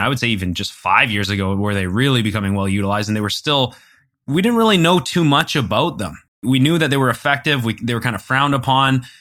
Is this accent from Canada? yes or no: yes; Canada; we're Canadian